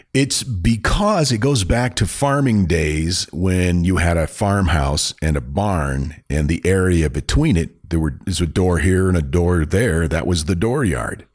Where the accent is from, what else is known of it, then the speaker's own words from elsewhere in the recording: Maine, United States; growing up in Maine